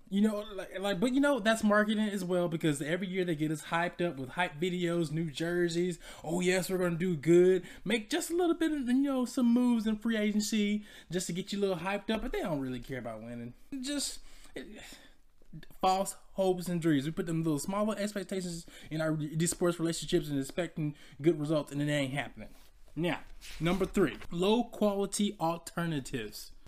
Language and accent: English; Decatur, Georgia, United States; I'm from Atlanta, Georgia. You know, the sub, suburbs of Decatur, Georgia, to be exact